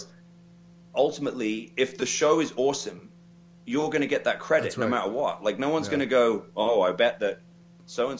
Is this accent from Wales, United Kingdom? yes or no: no; King's Lynn, East of England, United Kingdom; Kings Lynn, which is my hometown